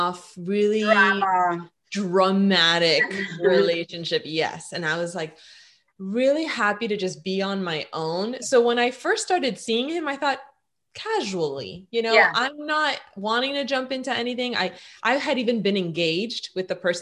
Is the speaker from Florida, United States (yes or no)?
yes; Miami, Florida, United States; I was born and raised in Miami, Florida